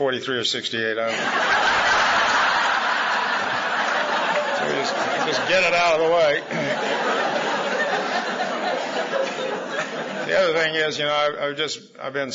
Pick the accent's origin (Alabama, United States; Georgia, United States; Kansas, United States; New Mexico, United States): Kansas, United States; Wichita; I was born in Wichita, Kansas, September 1938